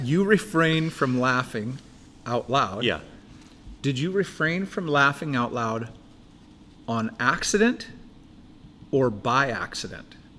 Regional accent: Buckley, Washington, United States; I grew up in Buckley, Washington

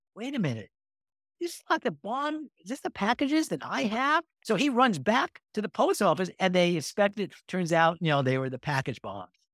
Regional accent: New York, United States; moved away; also born or lived in California; I grew up in New York

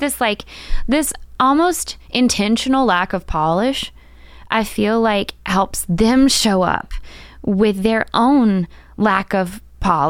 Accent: Macon, Georgia, United States; moved away as an adult; also born or lived in Decatur, Georgia; now in Portland, United States; I taught for three years in my hometown of Macon, Georgia

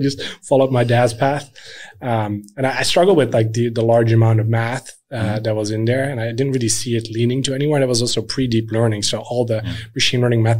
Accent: Netherlands; moved away as an adult; now in Sweden; I grew up in the Netherlands

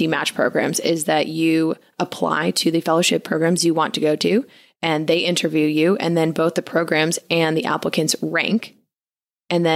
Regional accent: Connecticut, United States; moved away; I grew up in Connecticut.

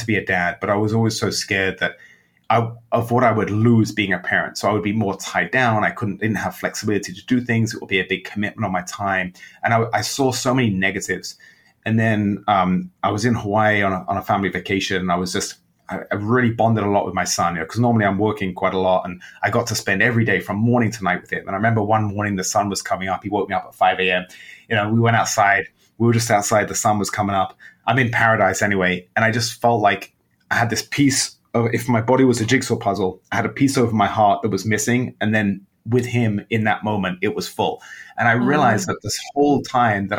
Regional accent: London, United Kingdom; moved away as an adult; also born or lived in Amsterdam / New York; now in Chicago, United States; When I was young and growing up in England

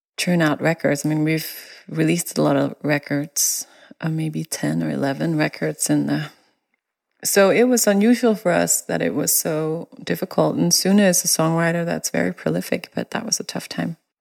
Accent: Denmark; now in United States; me coming from Denmark

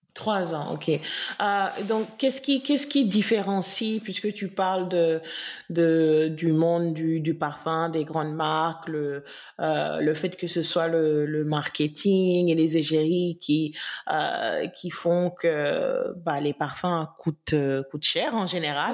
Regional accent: Senegal; en tant que Sénégalaise

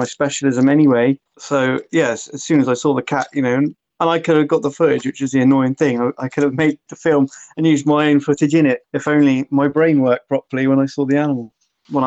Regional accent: Somerset, South West England, United Kingdom; I grew up always in Somerset

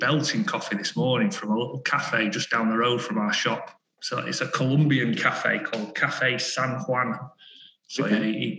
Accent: Stockport, North West England, United Kingdom; also born or lived in Compstall; grew up in Greater Manchester, grew up in Stockport. So, yeah, just growing up here and learning what the area was all about, really.

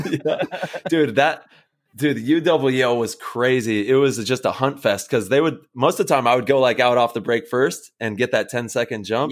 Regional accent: Modesto, California, United States; growing up in Modesto

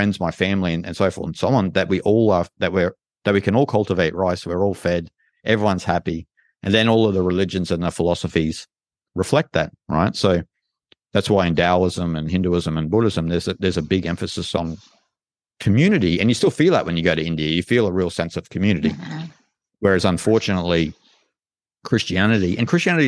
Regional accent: Australia; I'm from Australia

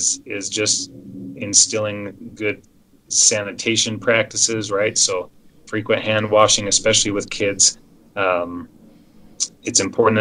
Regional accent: Salt Lake County, Utah, United States; also born or lived in Las Vegas, Nevada; I grew up in Salt Lake County and trained in Las Vegas

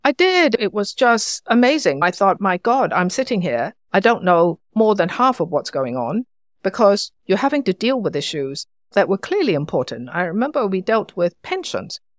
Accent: Hong Kong; I was born in Hong Kong.

